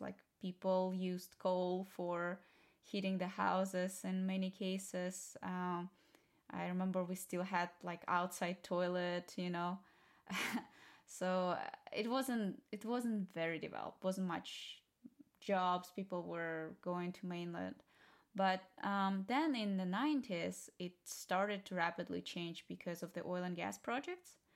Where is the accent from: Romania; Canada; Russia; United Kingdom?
Russia; Sakhalin Oblast; born or raised there; English is a second language; moved away as an adult; now in United States